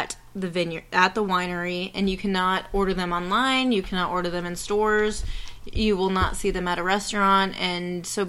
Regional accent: Orlando, Florida, United States; we're from Orlando, Florida

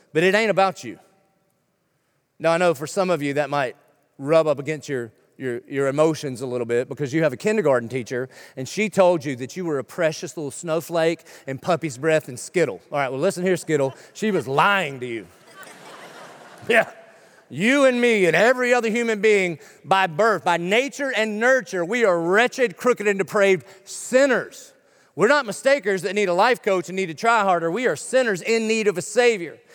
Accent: Dillon, South Carolina, United States; moved away; you can probably tell from my accent, I didn't grow up around here. I grew up in a little town called Dillon, South Carolina

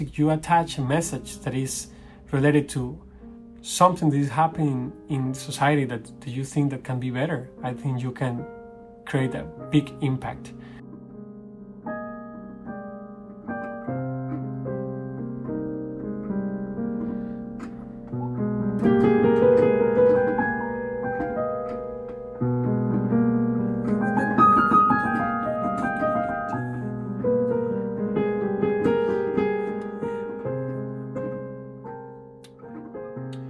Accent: Costa Rica; moved away; I'm a pianist from Costa Rica

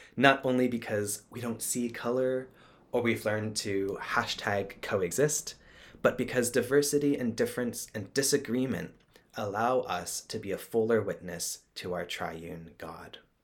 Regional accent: Texas, United States; I grew up in Texas as a Southern Baptist

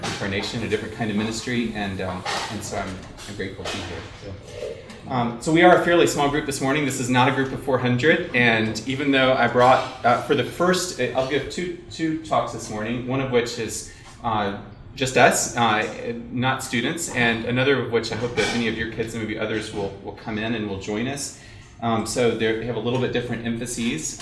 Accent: South Carolina, United States; I grew up in South Carolina

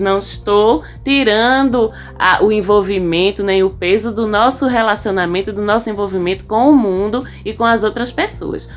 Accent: Northeast Region, Brazil; eu sou nordestina

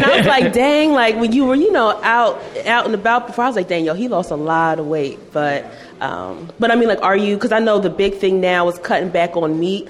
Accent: Philadelphia, Pennsylvania, United States; I'm also from Philly.

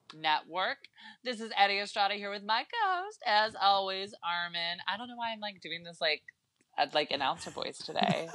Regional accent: Concord, California, United States; born or raised there

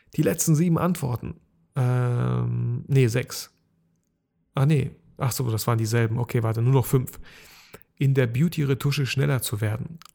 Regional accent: Bielefeld, North Rhine-Westphalia, Germany; ich komme auch aus Bielefeld

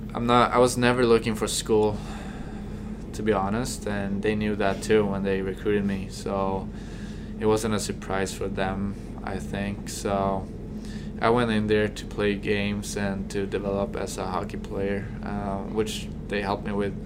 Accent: Stockholm, Stockholm County, Sweden; moved away as an adult; also born or lived in Kearney, Nebraska; now in United States; I came from Stockholm, the biggest city back from back home

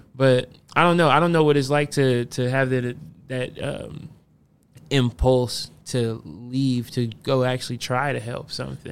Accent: Fort Wayne, Indiana, United States; I'm from Fort Wayne

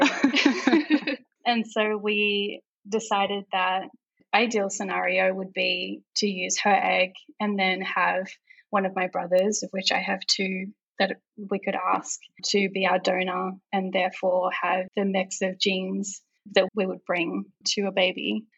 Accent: Melbourne, Victoria, Australia; moved away as an adult; also born or lived in Europe / Singapore; now in Bay Area, United States; originally from Melbourne, Australia

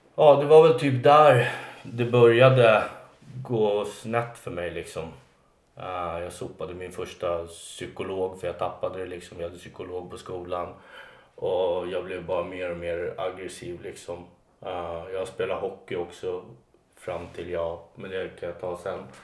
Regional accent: Alby, Stockholm County, Sweden; jag är uppvuxen i en förort som heter Alby.

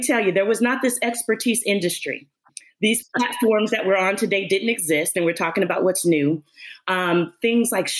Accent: Los Angeles, California, United States; I am born and raised in Los Angeles, California

